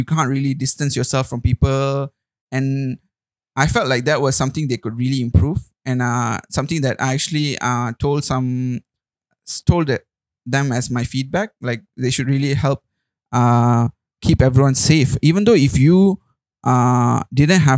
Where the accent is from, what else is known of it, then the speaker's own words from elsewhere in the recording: Malaysia; moved away as an adult; also born or lived in Melbourne, Australia; a Malaysian who's so used to spices and the palate we have